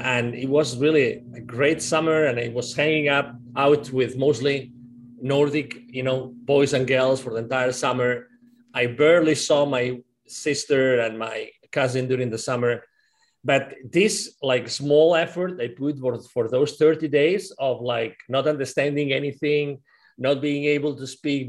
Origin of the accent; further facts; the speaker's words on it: Catalonia, Spain; first language Spanish and Catalan; English is a second language; moved away as an adult; also born or lived in United Kingdom / Mexico City, Mexico / Finland; now in Plano, United States; At that time in the region of Spain where I was born, it's called Catalonia. It's in the northeast where Barcelona is.